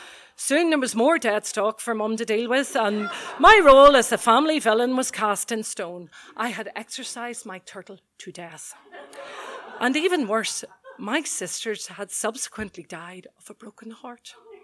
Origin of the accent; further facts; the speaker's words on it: Belfast, Northern Ireland, United Kingdom; Growing up on the Glen Road in Belfast, my dad had been a loyal customer of Creighton's Pet Shop in Smithfield